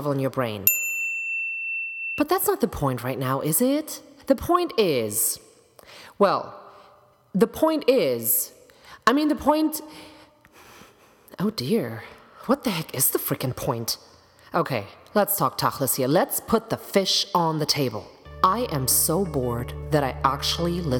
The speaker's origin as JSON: {"language": "English", "country": "Germany", "accent": "German", "second_language": "English", "moved": "yes", "said": "my German accent"}